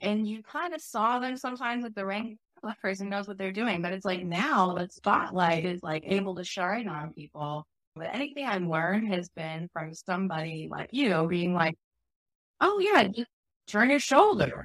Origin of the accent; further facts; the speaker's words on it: Chicago, Illinois, United States; moved away; also born or lived in Oregon; I grew up in Chicago